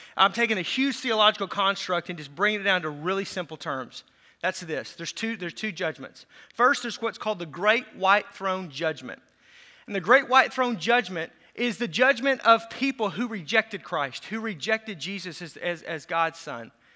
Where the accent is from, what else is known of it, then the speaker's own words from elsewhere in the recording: Racine County, south Wisconsin, United States; I'm from Racine County. That's where the accent comes from, just south Wisconsin.